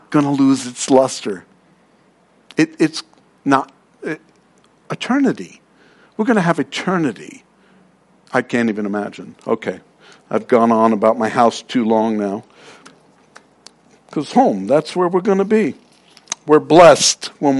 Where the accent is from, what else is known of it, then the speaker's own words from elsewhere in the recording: New York City, New York, United States; I'm from Queens